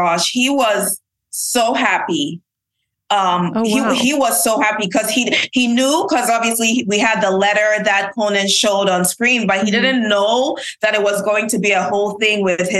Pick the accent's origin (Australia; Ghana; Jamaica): Ghana; from Ghana, but I grew up in Ghana